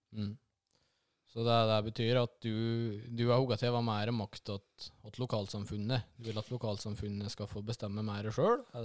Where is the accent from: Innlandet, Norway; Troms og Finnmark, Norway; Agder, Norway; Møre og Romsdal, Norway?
Innlandet, Norway; Lom; De årene som jeg fikk på videregående hjemme i Lom